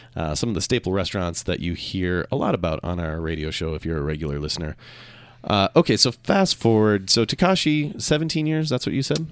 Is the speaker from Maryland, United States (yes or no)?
no; Minnesota, United States; moved away as an adult; also born or lived in Seattle; now in Utah, United States; I grew up in Minnesota